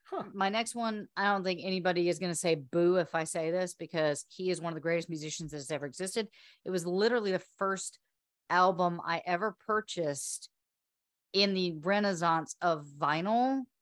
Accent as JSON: {"language": "English", "town": "Slidell", "region": "Louisiana", "country": "United States", "tie": "born there", "said": "Well, I was born in Slidell, Louisiana."}